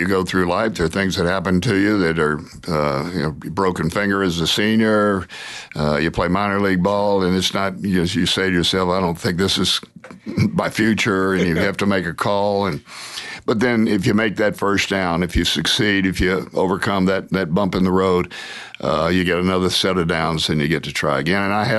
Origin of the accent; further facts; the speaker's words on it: Atlanta, Georgia, United States; I grew up in Atlanta, Georgia, Lenox Road.